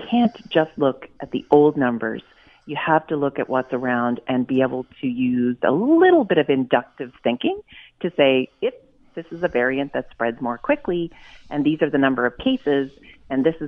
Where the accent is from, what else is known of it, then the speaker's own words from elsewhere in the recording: Nova Scotia, Canada; I'm from Nova Scotia, and we've done things a little differently here